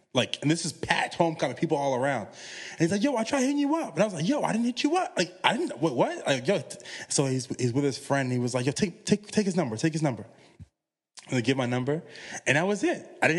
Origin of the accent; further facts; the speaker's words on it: Chesterfield, Virginia, United States; And I'm from Chesterfield, which is right outside of Richmond. But you're talking about I'm maybe 15 minutes away from Petersburg.